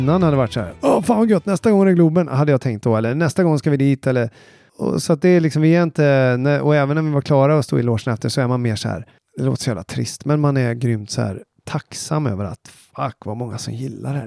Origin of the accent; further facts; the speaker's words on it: Falköping, Västra Götaland, Sweden; jag är från Falköping